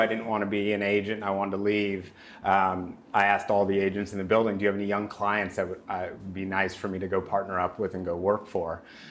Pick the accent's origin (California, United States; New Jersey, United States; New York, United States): California, United States; Los Angeles; also born or lived in New Haven; So I grew up in Los Angeles. I went to Crossroads High School in Santa Monica.